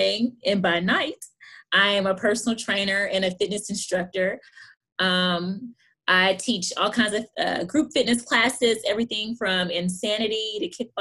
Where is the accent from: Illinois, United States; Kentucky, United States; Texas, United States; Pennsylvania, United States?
Kentucky, United States; Hopkinsville; moved away as an adult; now in Lexington, United States; I'm born and raised in Hopkinsville, Kentucky.